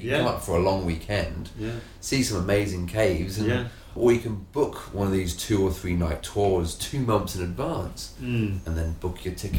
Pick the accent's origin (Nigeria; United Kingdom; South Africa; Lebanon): United Kingdom; England; moved away as an adult; now in Phong Nha, Vietnam; I'm from England, it's got down to minus 10 where I live in England.